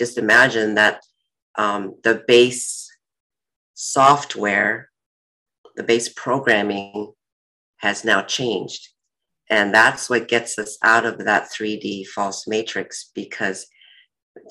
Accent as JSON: {"language": "English", "region": "Seoul", "country": "South Korea", "tie": "born or raised there", "said": "I was born in Seoul, Korea"}